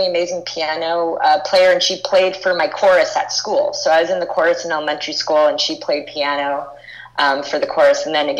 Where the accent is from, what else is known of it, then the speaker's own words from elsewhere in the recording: Los Angeles, California, United States; I'm from Hollywood in Los Angeles, California.